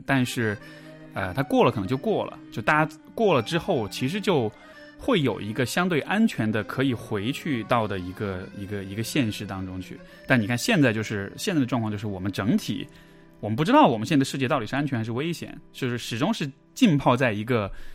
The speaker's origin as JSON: {"language": "Chinese", "town": "Chengdu", "region": "Sichuan", "country": "China", "tie": "born or raised there", "also_born_or_lived": "Canada", "moved": "yes", "said": "因为我是成都人，所以这其实是我自己家乡"}